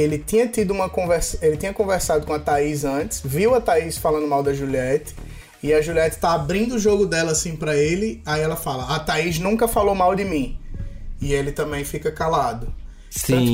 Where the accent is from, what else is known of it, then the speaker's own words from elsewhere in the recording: Northeast Region, Brazil; eu sou nordestino